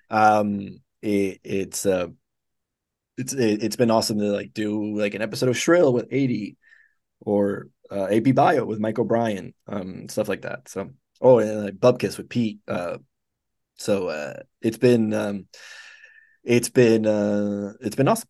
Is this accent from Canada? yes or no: no; Dominican Republic; moved away as an adult; also born or lived in Cuba; I was born in Cuba. And I left, uh, my family left when I was five months old, and I grew up in the Dominican Republic.